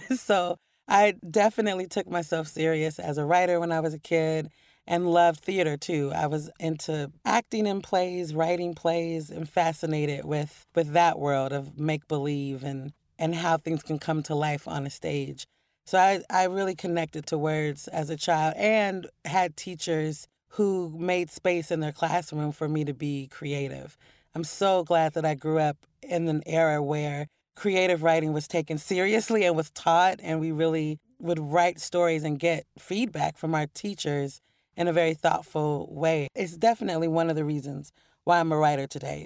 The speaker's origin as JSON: {"language": "English", "town": "Portland", "region": "Oregon", "country": "United States", "tie": "born or raised there", "also_born_or_lived": "New York", "moved": "as an adult", "said": "growing up in Portland and loving poetry as a kid"}